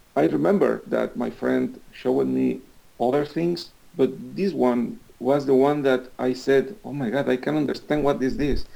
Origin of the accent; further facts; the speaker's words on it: Veracruz, Mexico; English is a second language; moved away; also born or lived in Mexico City; I used to live in Veracruz, which is uh, my hometown.